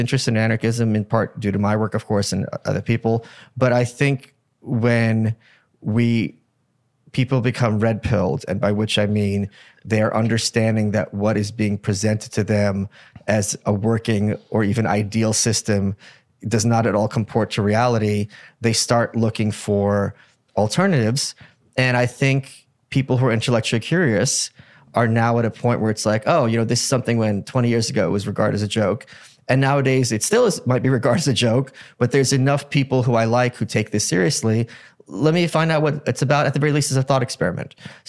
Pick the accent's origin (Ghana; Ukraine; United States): Ukraine; born there; I was born in Ukraine.